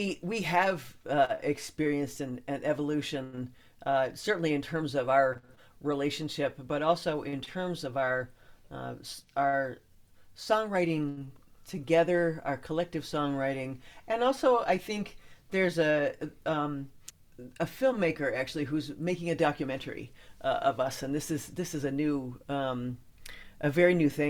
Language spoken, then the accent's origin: English; Midwest, United States; accent: Midwestern; It's just my Midwestern accent.